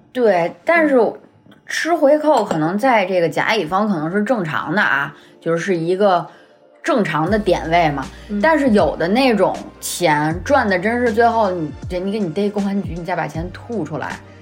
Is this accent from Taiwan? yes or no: no; Beijing, China; accent: Beijing accent; 我们的北京腔儿